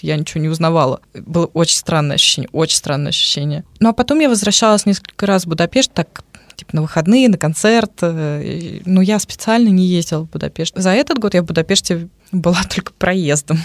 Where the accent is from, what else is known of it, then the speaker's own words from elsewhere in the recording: Moscow, Russia; moved away as an adult; now in Nyíregyháza, Hungary; я из Москвы